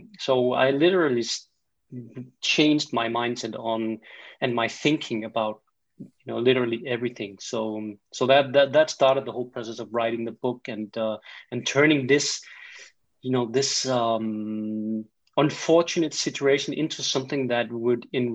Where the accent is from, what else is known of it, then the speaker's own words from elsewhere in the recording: Denmark; accent: Danish; English is a second language; I am from Denmark. In Scandinavia